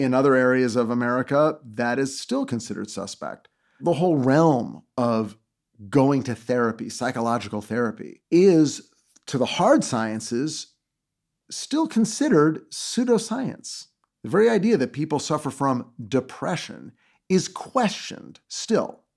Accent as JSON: {"language": "English", "town": "Los Angeles", "region": "California", "country": "United States", "tie": "born or raised there", "said": "I'm from Los Angeles. I was born here. I live here."}